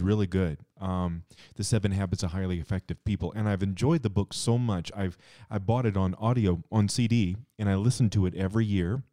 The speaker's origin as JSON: {"language": "English", "town": "Cheyenne", "region": "Wyoming", "country": "United States", "tie": "born or raised there", "said": "when I was a kid, I grew up here in Cheyenne."}